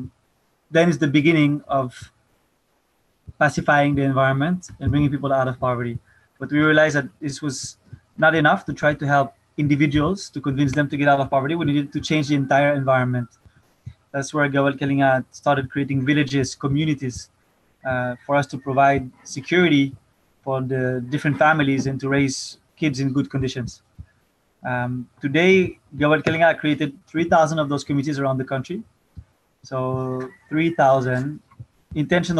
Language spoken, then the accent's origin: English; Paris, Île-de-France, France; moved away as an adult; now in Philippines; I'm French. I'm 25 years old. I first came to the Philippines when I was 21, 4 years ago. I was born and raised in Paris